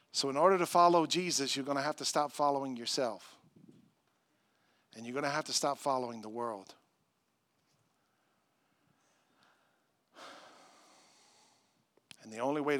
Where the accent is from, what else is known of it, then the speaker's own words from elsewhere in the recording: United States; as an American